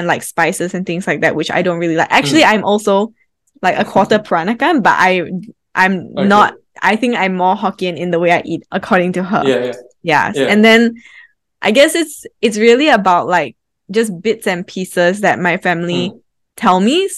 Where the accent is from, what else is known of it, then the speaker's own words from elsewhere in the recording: Australia; now in Singapore; I actually grew up in Australia